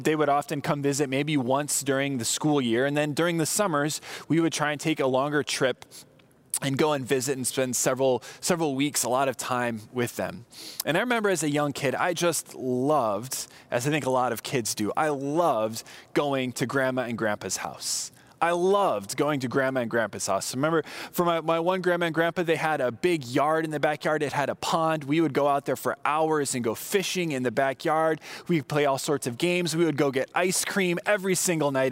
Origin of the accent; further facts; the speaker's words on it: Southern California, United States; I grew up in Southern California